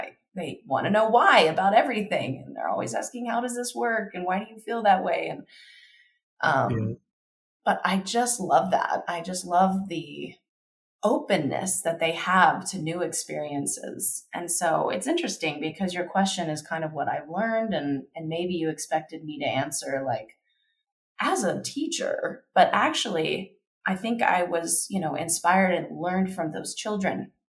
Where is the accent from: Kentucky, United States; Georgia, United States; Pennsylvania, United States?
Kentucky, United States; I grew up in Kentucky.